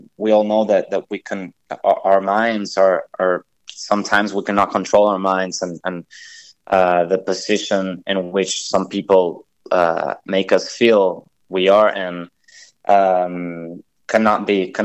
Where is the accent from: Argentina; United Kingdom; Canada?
Argentina; now in Los Angeles, United States; I'm from Argentina. I'm currently living in L.A.